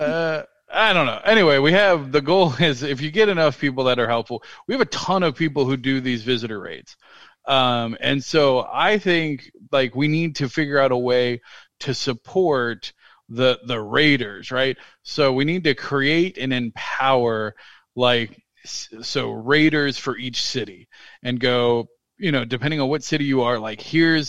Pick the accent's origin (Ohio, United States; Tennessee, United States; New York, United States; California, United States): Ohio, United States; Cincinnati; my hometown of Cincinnati